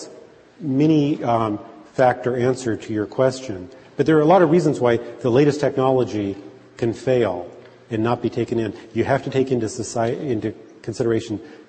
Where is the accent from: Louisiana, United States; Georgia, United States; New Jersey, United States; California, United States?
California, United States; Southern; now in Tucson, United States; When I was growing up in Southern California